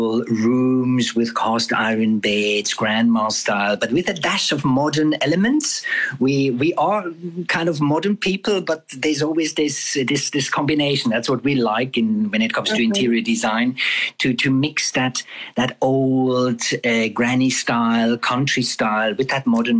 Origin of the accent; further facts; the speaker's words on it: Switzerland; accent: Swiss; English is a second language; moved away as an adult; now in Darling, South Africa; we are originally from Switzerland. That's probably why you can hear our accent from Switzerland